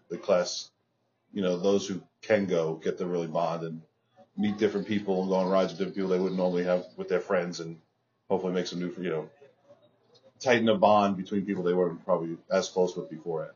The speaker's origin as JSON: {"language": "English", "area": "Long Island", "region": "New York", "country": "United States", "tie": "born or raised there", "said": "I grew up in Long Island, public school kid from Long Island"}